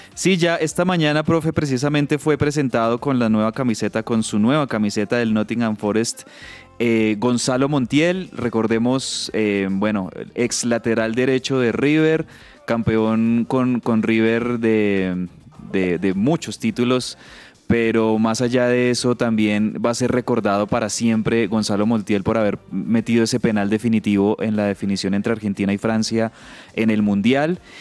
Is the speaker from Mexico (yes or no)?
no; Colombia; como colombianos, me incluyo ahí